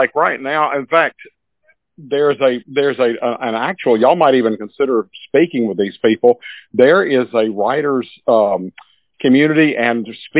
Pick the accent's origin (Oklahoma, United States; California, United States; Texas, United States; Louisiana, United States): Louisiana, United States; Baton Rouge; where I grew up in Baton Rouge